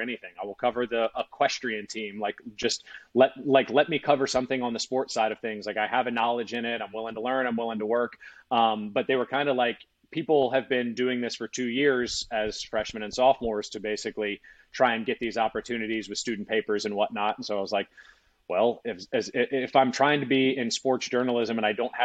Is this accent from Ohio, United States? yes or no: no; Baton Rouge, Louisiana, United States; moved away as an adult; also born or lived in Georgia; I was from Baton Rouge and then went to Georgia